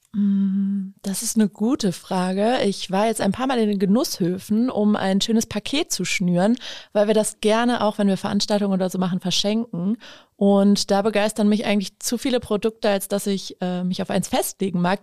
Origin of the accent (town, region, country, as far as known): Osnabrück, Lower Saxony, Germany